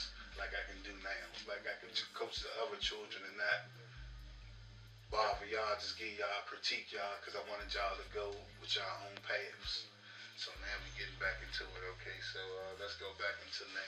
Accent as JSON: {"language": "English", "town": "Baltimore", "region": "Maryland", "country": "United States", "tie": "born or raised there", "said": "I was born in the DMV. I was born in the Baltimore Hospital"}